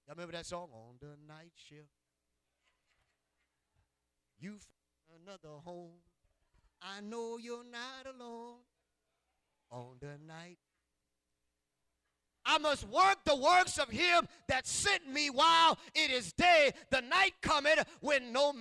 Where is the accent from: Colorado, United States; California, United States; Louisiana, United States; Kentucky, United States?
Louisiana, United States; Ville Platte; moved away; also born or lived in Indiana; I'm from Ville Platte